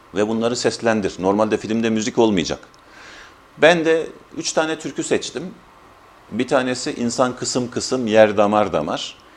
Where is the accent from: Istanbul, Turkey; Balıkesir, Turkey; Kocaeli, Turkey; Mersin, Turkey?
Balıkesir, Turkey; Şamlı; 14.03.1968 yılında Balıkesir'in Şamlı kasabasında dünyaya geldim.